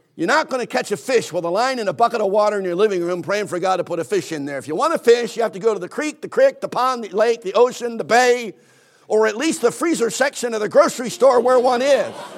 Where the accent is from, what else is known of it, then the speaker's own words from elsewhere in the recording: Philadelphia, Pennsylvania, United States; I, I grew up in Philadelphia, Pennsylvania